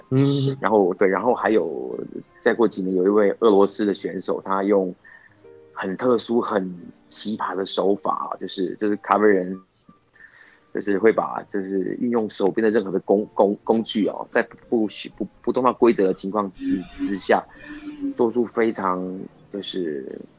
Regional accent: Taiwan; 我我就是台湾人其实有点保守哦，其实嗯不太敢去做这件事

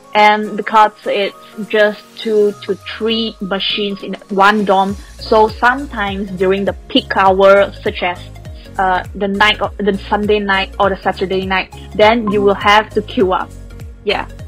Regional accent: Malaysia; first language Chinese; English is a second language; moved away as an adult; now in Taiwan; I'm a Chinese born in Malaysia, that's why we speak Chinese.

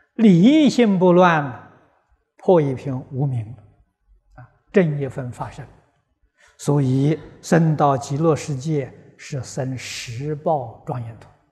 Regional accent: Guizhou, China; moved away; 我过去小时候在贵州念书

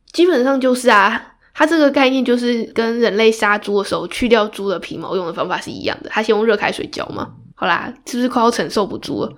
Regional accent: Taiwan; 我们台湾人熟知的国姓爷郑成功

